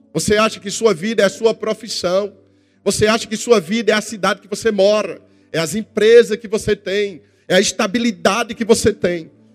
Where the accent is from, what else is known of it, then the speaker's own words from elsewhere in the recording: Northeast Region, Brazil; eu sou do Nordeste